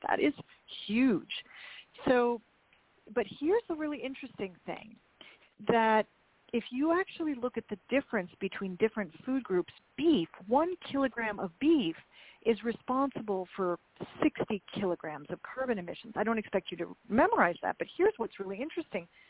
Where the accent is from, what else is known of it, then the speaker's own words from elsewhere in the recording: Minnesota, United States; I'm also from the Midwest, Minnesota, and I, as I said, I was raised that it's it's a meal if there's if there's some meat